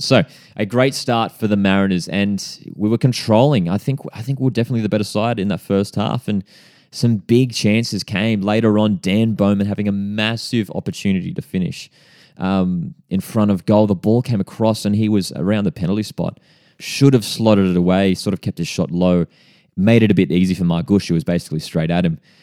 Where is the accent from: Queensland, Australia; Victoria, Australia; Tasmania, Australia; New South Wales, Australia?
New South Wales, Australia; Central Coast; based on the Central Coast, born and bred on the Central Coast.